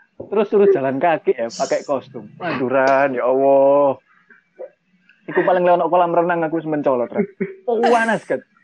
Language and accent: Indonesian; East Java, Indonesia; saya memang orang Jawa Timur tinggal di Malang sekarang